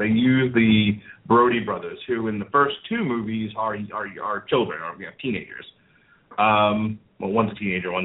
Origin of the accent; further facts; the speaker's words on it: New York, United States; moved away; I'm from New York